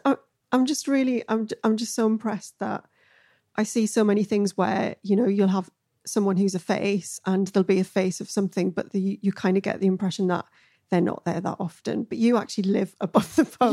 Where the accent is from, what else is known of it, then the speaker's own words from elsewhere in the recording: Newcastle upon Tyne, North East England, United Kingdom; I'm a Geordie